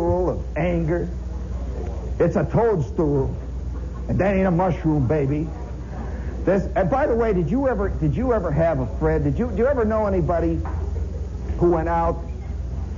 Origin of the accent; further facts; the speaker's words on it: Indiana, United States; I'm from Indiana.